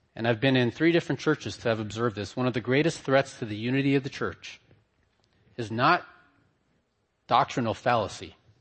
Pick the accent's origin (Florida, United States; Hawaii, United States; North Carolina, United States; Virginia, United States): Hawaii, United States; also born or lived in Philippines; I'm from Hawaii. We don't wear ties there.